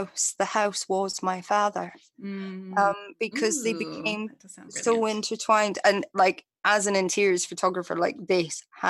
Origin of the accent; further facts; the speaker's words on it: Scottish Borders, Scotland, United Kingdom; I grew up in the Scottish Borders and spent a lot of time there